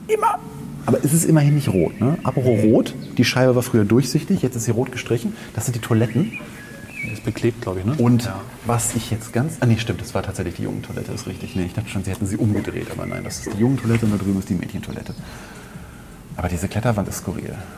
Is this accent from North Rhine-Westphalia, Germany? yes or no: yes; Langenfeld, North Rhine-Westphalia, Germany; meiner Heimatstadt